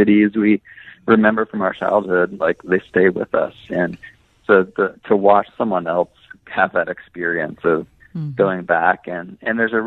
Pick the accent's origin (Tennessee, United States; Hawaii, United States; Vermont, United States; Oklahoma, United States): Oklahoma, United States; now in Santa Ana, United States; I grew up in Oklahoma, and there was a little creek in the backyard